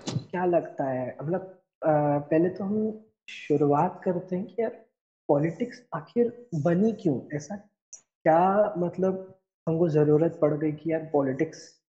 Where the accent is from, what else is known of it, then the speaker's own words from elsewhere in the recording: Indore, Madhya Pradesh, India; हमारा शहर है इंदौर होलकर्स हम्म। के लिए जाना जाता है